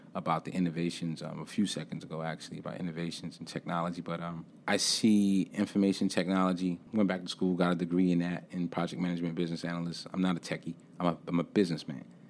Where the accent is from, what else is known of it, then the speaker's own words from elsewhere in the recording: New York City, New York, United States; moved away as an adult; now in Charlotte, United States; being born and raised in Brooklyn, New York